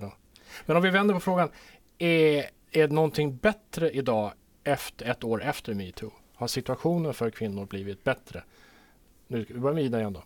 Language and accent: Swedish; Sweden; now in Åland, Finland; jag som rikssvensk